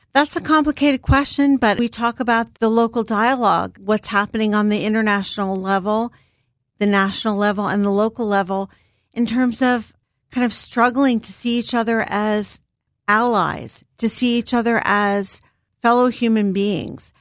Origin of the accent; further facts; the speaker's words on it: Philadelphia, Pennsylvania, United States; I'm a Philly girl, born and raised. I grew up in Germantown, Mountain Area